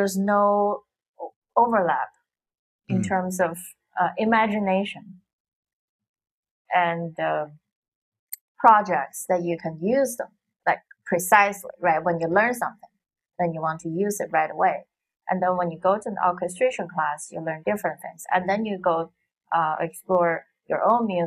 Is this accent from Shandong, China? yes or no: no; Xi'an, Shaanxi, China; English is a second language; moved away as an adult; also born or lived in Beijing / New York; my hometown, Xi'an.